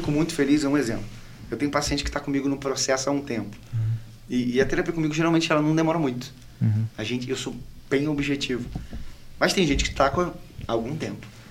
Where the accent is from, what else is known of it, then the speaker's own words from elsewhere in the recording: Angra dos Reis, Rio de Janeiro, Brazil; moved away as an adult; also born or lived in Barra; Quando eu vim para cá, eu vim de Angra. Eu sou angrense